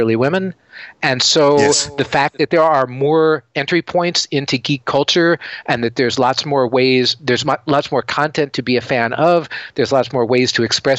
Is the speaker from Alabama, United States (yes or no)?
no; Seattle, Washington, United States; I'm from Seattle and we have a company here called Microsoft